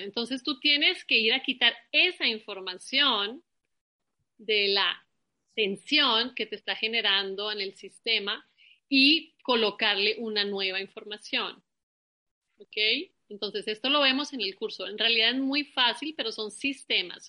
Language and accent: Spanish; Colombia; moved away; Nosotros también venimos de Colombia